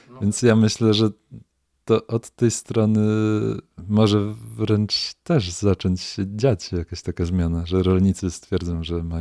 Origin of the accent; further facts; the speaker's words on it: Poland; nad Sanem się wychowałem, San znam no dobrze